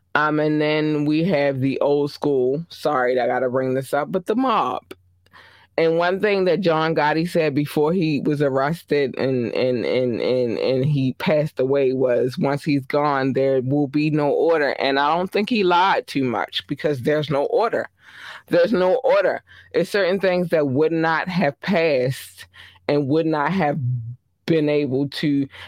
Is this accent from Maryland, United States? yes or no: yes; Baltimore, Maryland, United States; I'm from Baltimore, Maryland. I represent to the day I die, right?